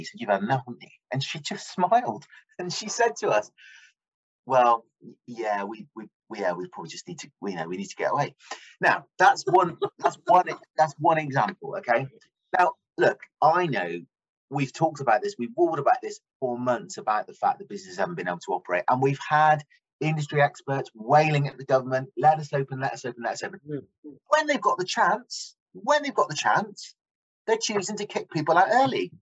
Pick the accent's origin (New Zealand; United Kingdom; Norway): United Kingdom; as a British population